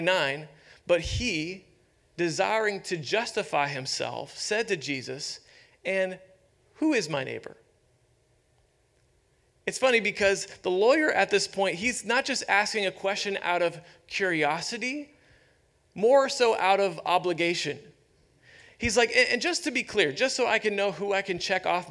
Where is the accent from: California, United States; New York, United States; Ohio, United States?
Ohio, United States; Youngstown; moved away; I grew up in Youngstown, Ohio